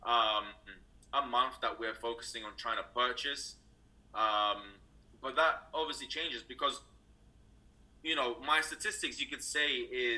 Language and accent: English; London, United Kingdom; moved away as an adult; now in California, United States; originally I'm actually from London, United Kingdom. I was raised there all my life